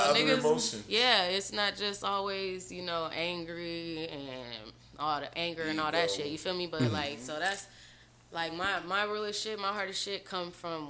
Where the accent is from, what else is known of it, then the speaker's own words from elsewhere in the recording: Phoenix, Arizona, United States; I grew up in Phoenix, Arizona, bro. All everywhere in Phoenix.